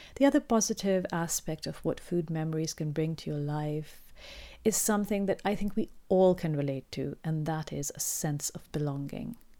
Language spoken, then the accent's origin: English; Pakistan; growing up in Pakistan